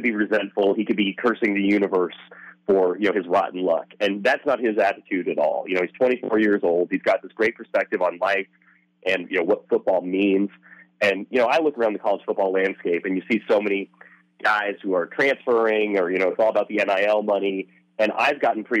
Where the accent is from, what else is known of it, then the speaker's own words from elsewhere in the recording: South Tillamook County, Oregon, United States; moved away as an adult; I grew up in South Tillamook County.